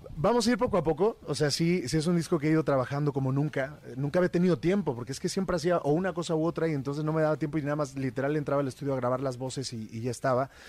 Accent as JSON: {"language": "Spanish", "country": "Mexico", "said": "como mexicano"}